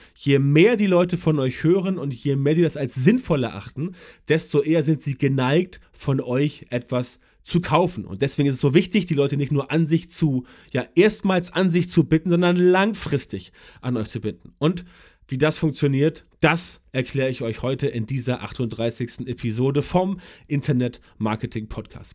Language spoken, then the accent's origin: German; Germany; bei uns in Deutschland